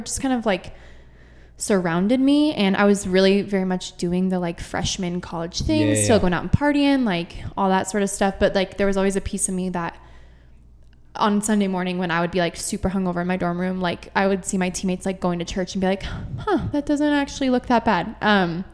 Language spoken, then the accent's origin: English; Grand Junction, Colorado, United States; grew up here in Grand Junction